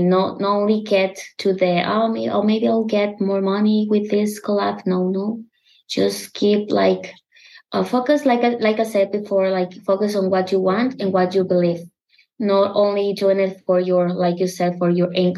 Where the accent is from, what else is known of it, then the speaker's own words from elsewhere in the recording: Mexico; English is a second language; I have an accent. I'm from Mexico